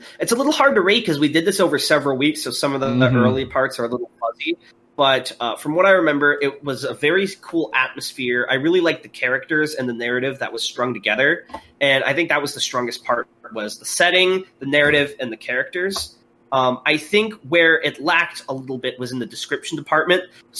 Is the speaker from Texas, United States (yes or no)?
yes; Houston, Texas, United States; accent: Houston; part of it, I think, is because of my hilarious Houston accent, but I really like the Houston one as well.